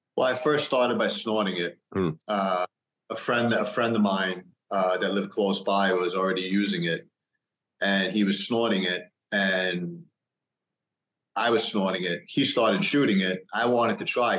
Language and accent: English; New York, United States; I grew up in New York.